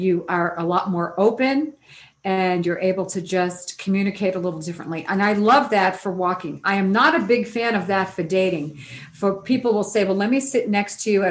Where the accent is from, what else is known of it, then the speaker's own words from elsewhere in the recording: New York City, New York, United States; I come from New York City